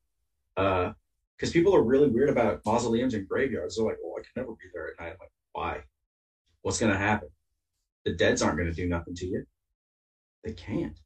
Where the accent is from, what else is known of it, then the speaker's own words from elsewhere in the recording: Bay Area, California, United States; I grew up in the Bay Area in California.